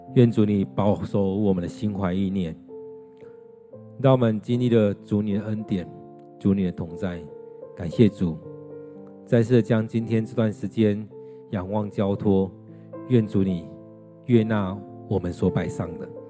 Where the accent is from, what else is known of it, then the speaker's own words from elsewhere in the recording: Taiwan; 在我们台湾人当中，我们超级害怕死亡的